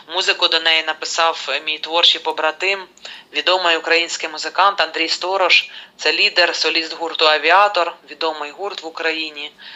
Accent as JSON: {"language": "Ukrainian", "region": "Kirovohrad Oblast", "country": "Ukraine", "tie": "born or raised there", "said": "моєї рідної Кіровоградщини"}